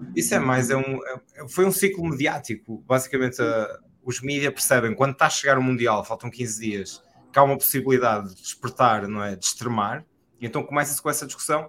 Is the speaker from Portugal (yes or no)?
yes; Portugal; do que nós sentimos como portugueses